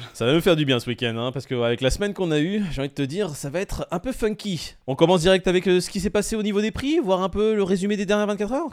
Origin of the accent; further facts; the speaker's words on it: France; on est français